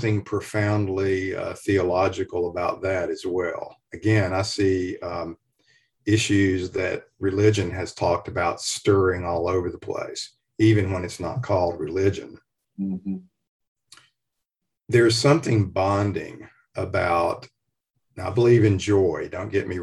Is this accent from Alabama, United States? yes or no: yes; Fort Payne, Alabama, United States; moved away; also born or lived in Nashville, Tennessee; the people I grew up with in Fort Payne, Alabama, in the foothills of Appalachia